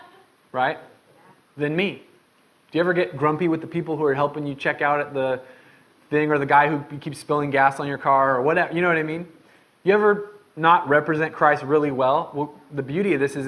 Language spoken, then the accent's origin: English; Medford, United States; growing up in Medford